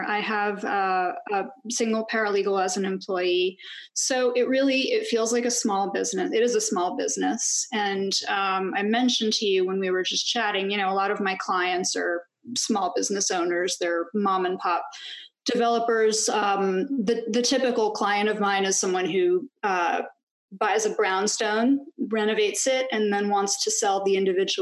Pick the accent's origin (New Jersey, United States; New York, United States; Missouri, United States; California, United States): New York, United States; New York City; also born or lived in Long Island, New York; Yes, I was born in Brooklyn. I live and practice in the Park Slope neighborhood in Brooklyn. And that's where I lived until I was 10